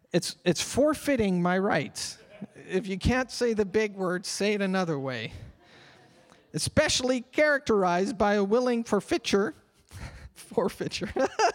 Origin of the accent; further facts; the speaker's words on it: Canada; Because I have rights. I'm a Canadian citizen. I have rights.